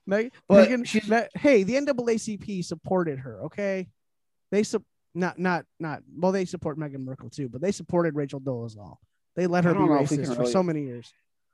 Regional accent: Ireland; you know, I'm Irish and I find that very offensive

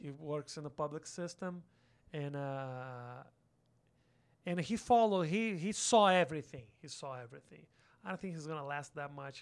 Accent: Porto Alegre, Rio Grande do Sul, Brazil; English is a second language; moved away as an adult; also born or lived in São Paulo; now in United States; I'm from a small city called Porto Alegre. It's a city on the south.

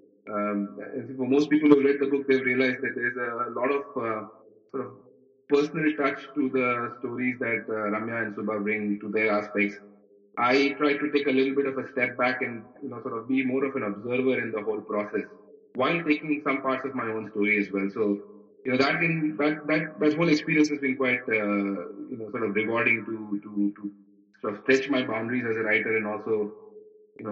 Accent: Mumbai, Maharashtra, India; moved away as an adult; I am a boy from Bombay. I've kind of seen Bombay grow through the years

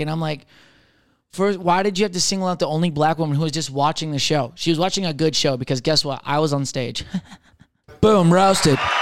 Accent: Michigan, United States; I'm from Michigan

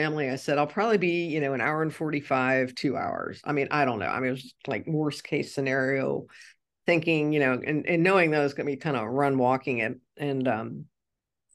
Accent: Cincinnati, Ohio, United States; moved away; my hometown of Cincinnati

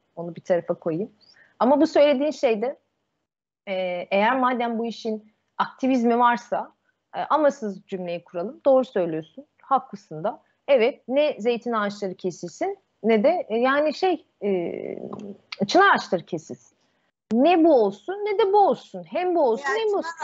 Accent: Istanbul, Turkey; ben Yeniköy'de büyüdüm. Sarıyer ilçesine şeye bağlı

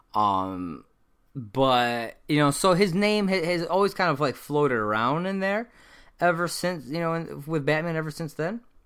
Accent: United States; I am American, I've, I've lived in this country my whole life.

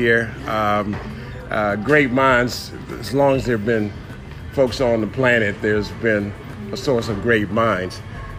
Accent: Washington, District of Columbia, United States; I grew up in River Terrace, not far from the Pepco power plant.

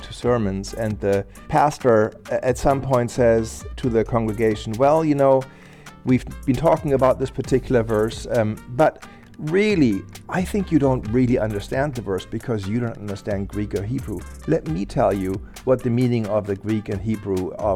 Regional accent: Germany; I grew up in Germany in a Lutheran family

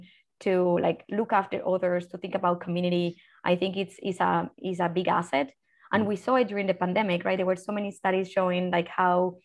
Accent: Colombia; moved away; me as a Colombian, as a Latin American

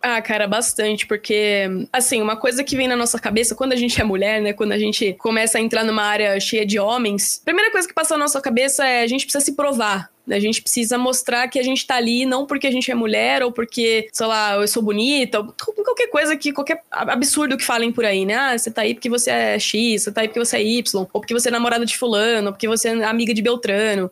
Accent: Piracicaba, São Paulo, Brazil; moved away as an adult; also born or lived in Bauru; now in São Paulo, Brazil; minha cidade natal, que é Piracicaba, em São Paulo também

